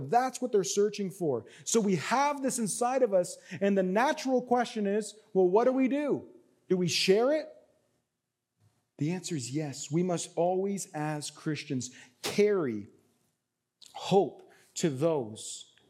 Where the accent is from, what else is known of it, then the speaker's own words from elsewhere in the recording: Canada; I'm Canadian